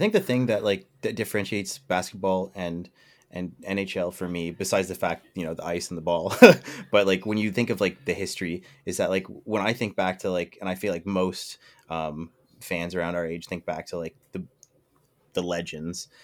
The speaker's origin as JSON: {"language": "English", "town": "Toronto", "region": "Ontario", "country": "Canada", "said": "I'm a Canadian and I'm, I'm from Toronto"}